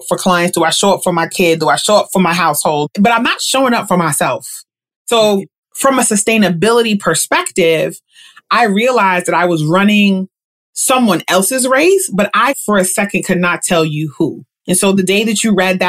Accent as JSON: {"language": "English", "town": "New York City", "region": "New York", "country": "United States", "said": "I am from Queens"}